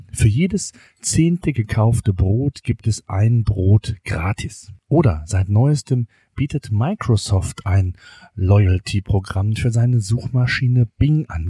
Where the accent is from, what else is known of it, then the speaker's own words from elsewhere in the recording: Germany; bei uns in Deutschland